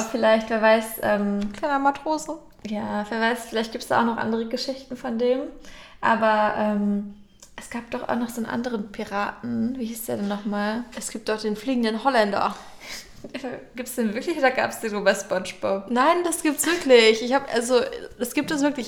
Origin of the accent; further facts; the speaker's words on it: Northern Germany, Germany; bei uns im Norden kennt man natürlich die Klabautermänner.